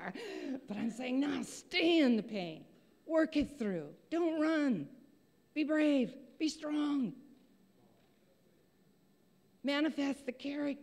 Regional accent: Montana, United States; I'm a grandma from Montana

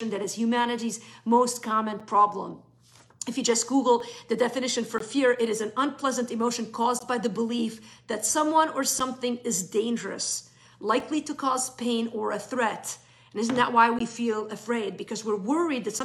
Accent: Beirut, Beirut Governorate, Lebanon; moved away; I grew up in West Beirut in the 70s and 80s.

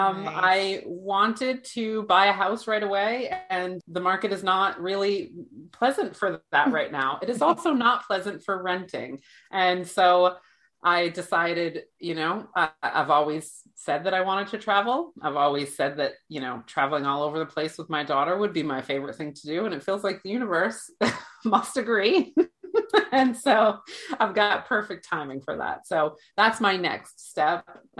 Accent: Massachusetts, United States; born there; also born or lived in New Hampshire / New Jersey / Florida; I was born in Massachusetts, and that's what I consider my home state. And I lived in New Hampshire for a while, and then I kind of bounced in between New Hampshire and Massachusetts. And then I lived in New Jersey for 10 years.

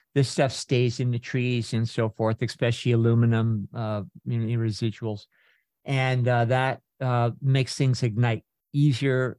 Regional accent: Northern California, United States; when I was growing up in Northern California

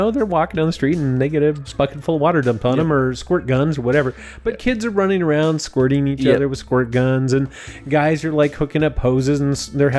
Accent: United States; I'm an American

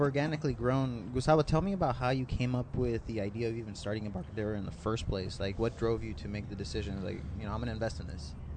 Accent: San Diego, California, United States; I grew up in Morley, uh, next to Morley Field.

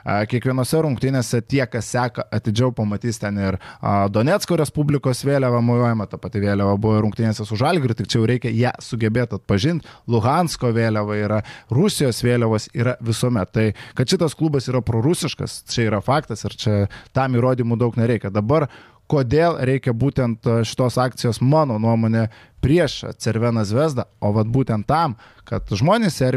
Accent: Lithuania; Mes, lietuviai

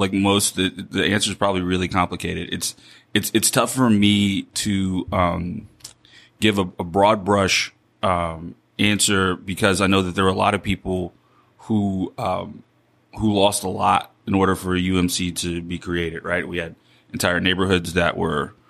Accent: Baton Rouge, Louisiana, United States; now in New Orleans, United States; I'm from Baton Rouge originally.

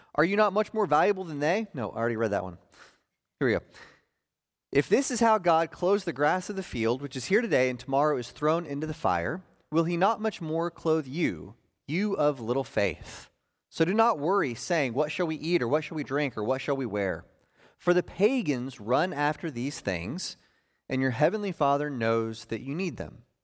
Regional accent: Oklahoma, United States; I grew up in Oklahoma

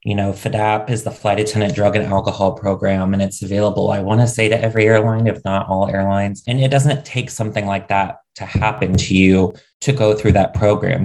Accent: Ohio, United States; moved away; also born or lived in New York City; I grew up in the middle of nowhere, Ohio

